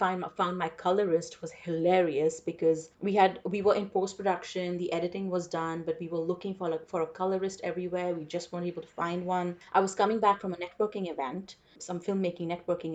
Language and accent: English; India; first language English; moved away as an adult; also born or lived in Chicago; now in United States; growing up in India